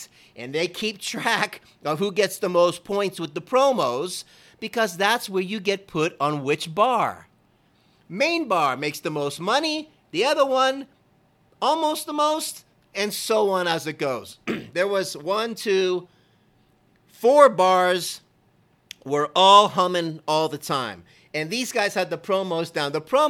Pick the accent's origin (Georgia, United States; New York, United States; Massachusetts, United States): Georgia, United States; When I came from Georgia, I first landed there with my girlfriend at the time.